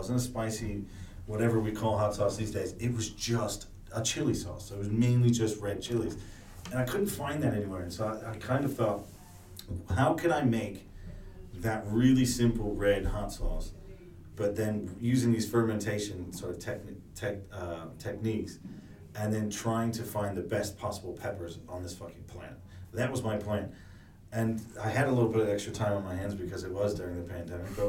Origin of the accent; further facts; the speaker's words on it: Cleveland, Ohio, United States; also born or lived in New York; now in London, United Kingdom; I'm originally from Cleveland, Ohio. I grew up there